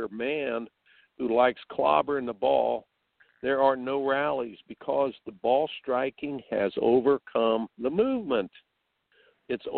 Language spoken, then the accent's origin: English; Indiana, United States; I grew up in Indiana